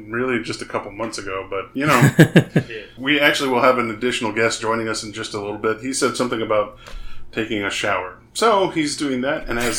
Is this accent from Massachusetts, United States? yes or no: no; West Texas, United States; our positive outlook of growing up in West Texas